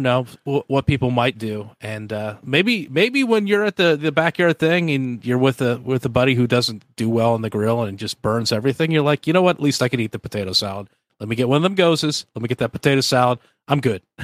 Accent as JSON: {"language": "English", "area": "the Northwest", "region": "Pacific Northwest", "country": "United States", "moved": "yes", "lives_now": "Georgia, United States", "said": "I'm from the Northwest"}